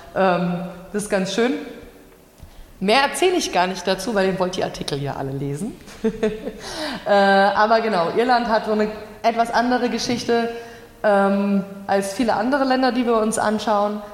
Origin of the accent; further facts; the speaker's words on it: Germany; ich als Deutsche